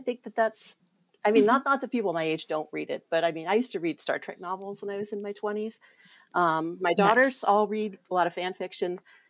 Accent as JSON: {"language": "English", "region": "Ohio", "country": "United States", "moved": "yes", "lives_now": "California, United States", "said": "I'm originally from Ohio, live in California now."}